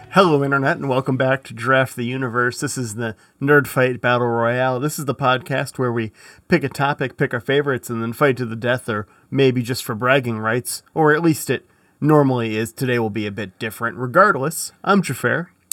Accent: Michigan, United States; I'm from Michigan

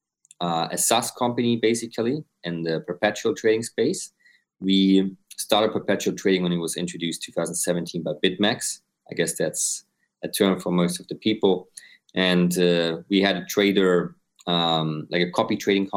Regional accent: Austria; now in Dubai, United Arab Emirates; I'm based in Dubai. I'm originally from Austria.

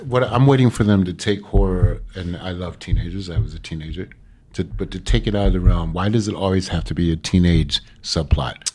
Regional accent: New York City, New York, United States; Being a New Yorker

